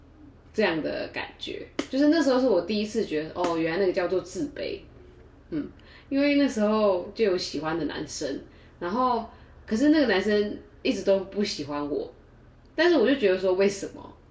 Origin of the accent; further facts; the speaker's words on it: Taiwan; 我们台湾人